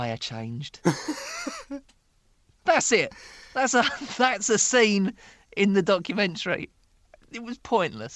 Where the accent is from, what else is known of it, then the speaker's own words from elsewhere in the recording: Dagenham, London, United Kingdom; I grew up in Dagenham, in East London